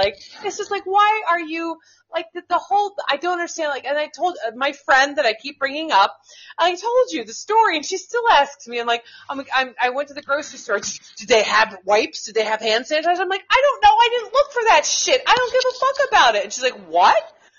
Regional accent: United States; So what are you going to start calling me? Just call me American. That's what we are.

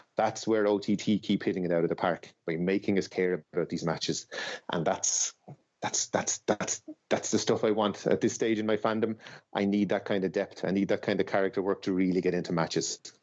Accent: Ireland; as an Irish fan

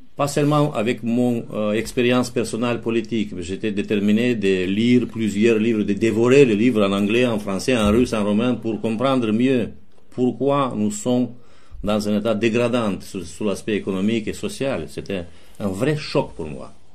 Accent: Chișinău, Moldova; French is a second language; je suis roumain et je suis sous l'occupation soviétique

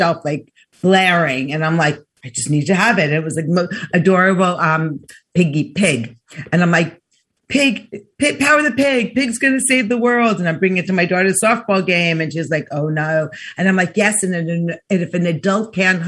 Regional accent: New York, United States; I'm from New York

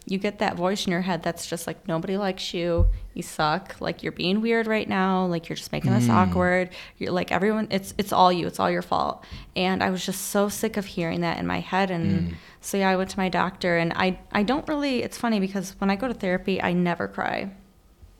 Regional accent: Battle Creek, Michigan, United States; now in Grand Rapids, United States; I'm from Battle Creek

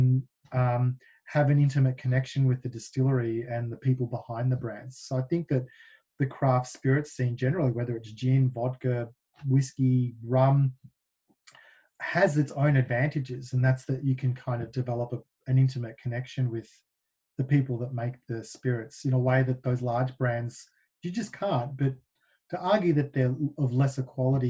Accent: Melbourne, Victoria, Australia; moved away as an adult; now in United States; Melbourne, my hometown

